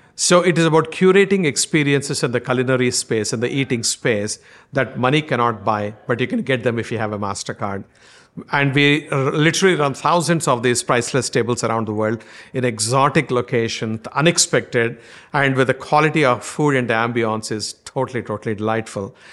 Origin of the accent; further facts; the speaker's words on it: India; accent: strong Indian; my strong Indian accent